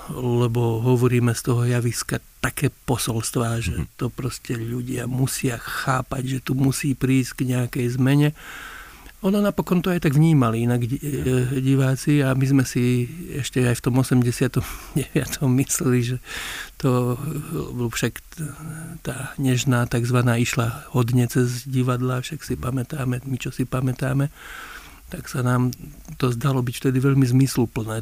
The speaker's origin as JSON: {"language": "Slovak", "town": "Lučenec", "region": "Banská Bystrica Region", "country": "Slovakia", "tie": "born or raised there", "moved": "yes", "said": "Ja pochádzam z Lučenca"}